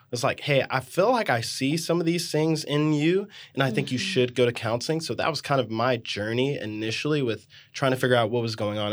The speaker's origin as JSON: {"language": "English", "town": "New Orleans", "region": "Louisiana", "country": "United States", "tie": "born or raised there", "moved": "as an adult", "lives_now": "Austin, United States", "said": "I'm originally from New Orleans"}